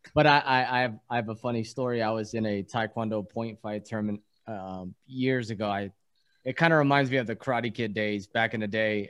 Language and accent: English; East Coast, United States; born in the East Coast